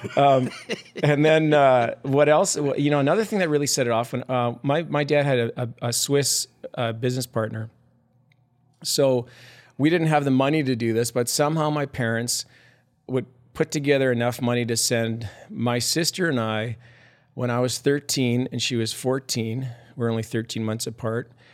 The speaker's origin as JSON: {"language": "English", "town": "Sherwood Park", "region": "Alberta", "country": "Canada", "tie": "born or raised there", "also_born_or_lived": "Morinville, Alberta", "said": "we moved when I was eleven from the Mournville area, or Mournville, the town of Mournville, north of Edmond, to, uh, a bedroom community, uh, east of Edmonton called Sherwood Park"}